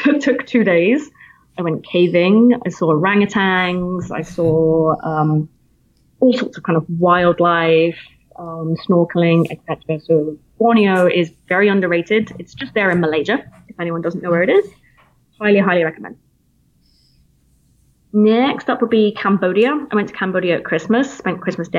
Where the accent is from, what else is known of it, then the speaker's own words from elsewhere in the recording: Plymouth, South West England, United Kingdom; accent: British; moved away as an adult; now in United States; I'm from Plymouth originally, which is in the southwest coastline.